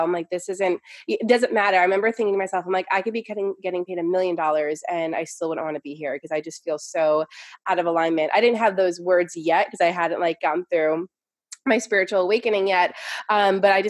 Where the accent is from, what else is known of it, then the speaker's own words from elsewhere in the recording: New York, United States; I'm from New York. So I came from this like New York, like hustled, you know, corporate, very busy, go, go, go energy